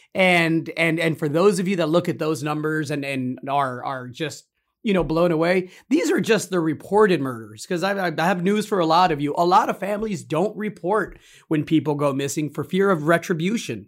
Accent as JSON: {"language": "English", "region": "Zacatecas", "country": "Mexico", "moved": "yes", "lives_now": "Austin, United States", "said": "my home state of Zacatecas, where my parents are, are, are where we're all from"}